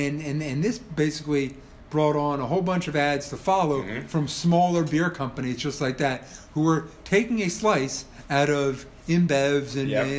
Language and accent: English; California, United States; moved away; also born or lived in Northeast United States; growing up in California, I was too young to drink, but I would later go back to California after college